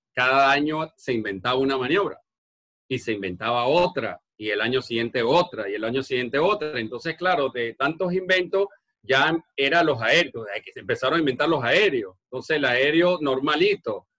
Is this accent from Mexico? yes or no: no; Margarita Island, Nueva Esparta, Venezuela; moved away; Yo soy de la isla de Margarita, al oriente de, Venezuela